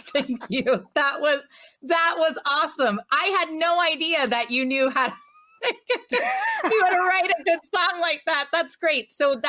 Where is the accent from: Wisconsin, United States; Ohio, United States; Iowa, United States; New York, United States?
Ohio, United States; Cincinnati; I'm here in my hometown of Cincinnati, Ohio.